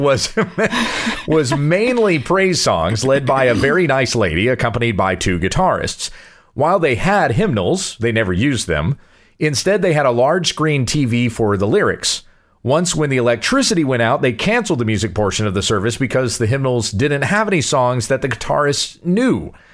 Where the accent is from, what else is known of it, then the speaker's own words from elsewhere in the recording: Southwest Kansas, United States; growing up in Southwest Kansas, where just about every single one of those little farming towns